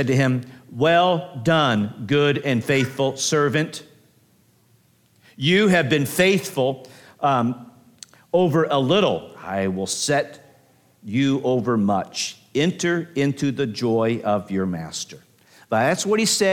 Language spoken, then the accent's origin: English; United States; I'm not ungrateful for being an American